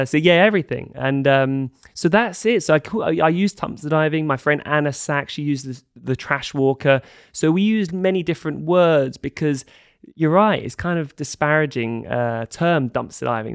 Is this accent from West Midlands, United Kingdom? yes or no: no; London, United Kingdom; moved away as an adult; also born or lived in Scotland / Denmark; I grew up in London, very kind of middle class, su-, suburban upbringing